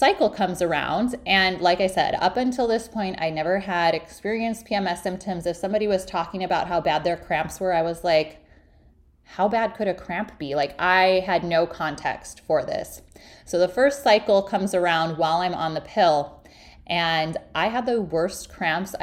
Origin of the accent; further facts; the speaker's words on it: Illinois, United States; moved away as an adult; also born or lived in Milwaukee / San Diego / South Carolina; I'm originally from Illinois.